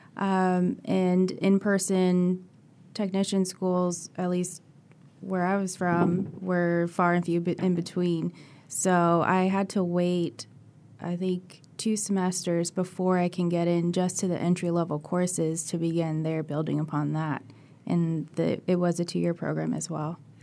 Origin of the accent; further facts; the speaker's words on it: California, United States; moved away as an adult; now in Florida, United States; I'm actually from California, and they had a job posting at U F, and that's how I g, ended up here